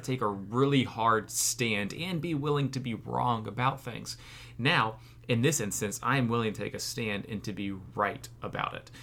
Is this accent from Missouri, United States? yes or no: no; Florida, United States; I'm from Florida